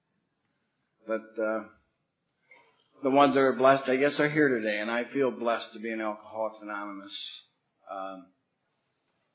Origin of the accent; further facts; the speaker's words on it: Bath, New York, United States; I come from Bath, New York. It's a small rural town in upstate New York